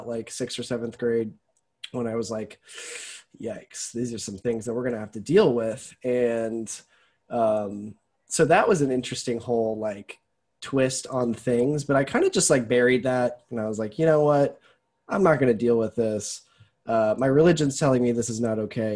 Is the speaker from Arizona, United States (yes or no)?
yes; Tucson, Arizona, United States; moved away as an adult; also born or lived in Alabama; I am from Tucson, Arizona. I'm a desert rat.